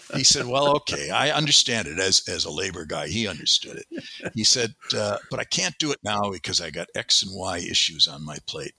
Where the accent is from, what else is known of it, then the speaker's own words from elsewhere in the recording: Wisconsin, United States; also born or lived in Madison, Wisconsin; I grew up on a small farm in Wisconsin, a dairy farm